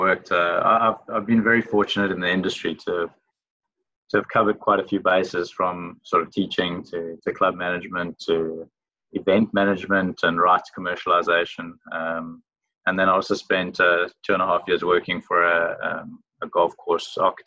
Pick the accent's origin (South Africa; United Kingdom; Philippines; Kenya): South Africa; moved away as an adult; now in Mauritius; being South African, a lot of us travel to Mauritius on an annual basis